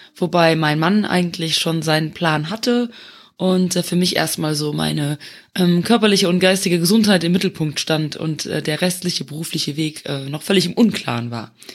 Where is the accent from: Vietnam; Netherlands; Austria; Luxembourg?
Luxembourg; moved away as an adult; also born or lived in Eifel, Germany; now in Germany; ich komme ursprünglich aus Luxemburg, äh, dem kleinen Nachbarländchen, und äh, lebe seit nunmehr dreieinhalb Jahren in Deutschland